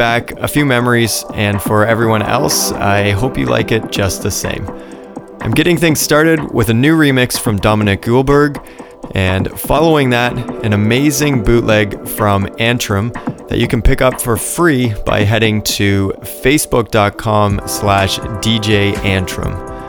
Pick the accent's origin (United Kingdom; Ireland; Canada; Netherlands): Canada; Ottawa, Ontario; Just this past week, I played a gig in my hometown of Ottawa at Soto